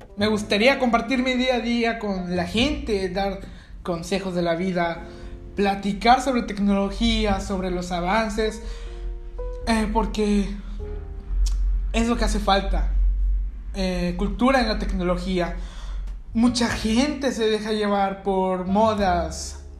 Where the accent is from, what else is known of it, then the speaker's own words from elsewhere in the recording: Mexico; aquí en mi país, en México